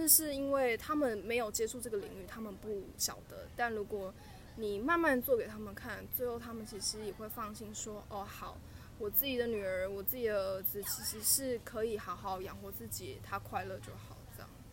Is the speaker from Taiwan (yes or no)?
yes; southern Taiwan, Taiwan; moved away as an adult; also born or lived in Taipei; 我是南部的孩子